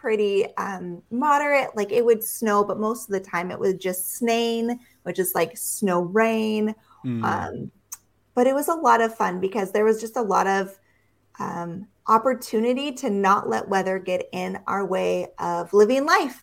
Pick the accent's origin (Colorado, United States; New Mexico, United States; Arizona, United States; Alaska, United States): Alaska, United States; Juneau; born in Juneau, Alaska. And Juneau is very unique because it is a temperate rainforest and you cannot drive in or out of it. You can only take a plane or a boat. So it was a very interesting experience to live in a place that was very isolated.